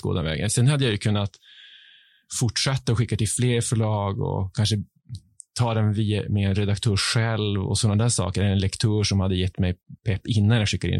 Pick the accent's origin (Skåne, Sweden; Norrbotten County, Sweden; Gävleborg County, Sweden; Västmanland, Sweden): Norrbotten County, Sweden; Piteå; accent: Piteå dialect; moved away as an adult; also born or lived in Stockholm archipelago; now in Stockholm, Sweden; Jag har inte bott i Piteå ja. på 20 år, men eh, hemligheten är ju att umgås med andra Piteåbor